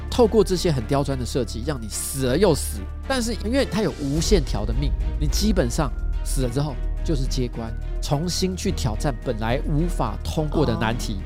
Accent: Taiwan; 我们台湾人

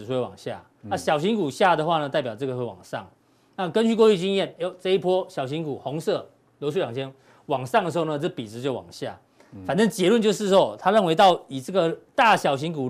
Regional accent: Zhongli, Taoyuan, Taiwan; 中坜其实温刀马，我老家也在中坜哦，

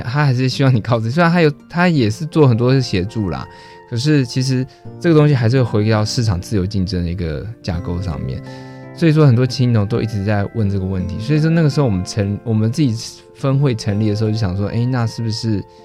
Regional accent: Taipei, Taiwan; moved away as an adult; also born or lived in Xinwu, Taoyuan; now in Taoyuan, Taiwan; 可是我台北人

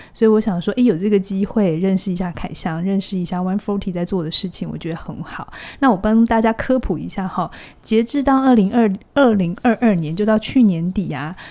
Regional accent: Taiwan; 不是我们台湾人的这种变形的。

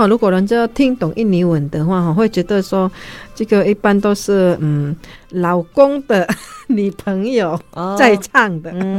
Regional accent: Sarawak, Malaysia; 真的，我基本上我如果我们哈，像我如果去边界啊，就是我们马来西亚那边就是古迹啊。

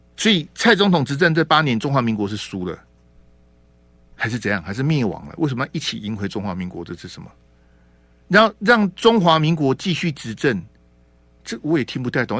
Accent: Taiwan

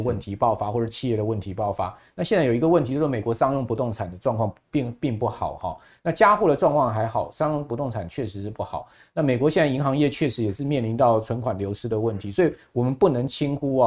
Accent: Taiwan; 他跟我们台湾人不一样， 我们台湾人是有钱人才看价钱的

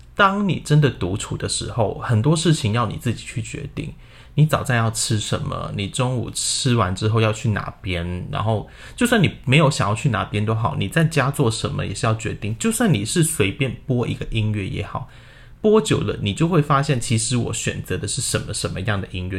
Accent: Hong Kong; moved away as an adult; also born or lived in Guangdong, China; now in Taiwan; 我在广东出生，然后在香港长大然后一直到现在就来到了台湾念研究所

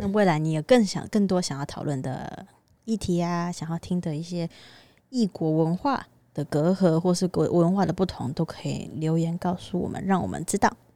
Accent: Taiwan; 就是一个土生土长的台湾人

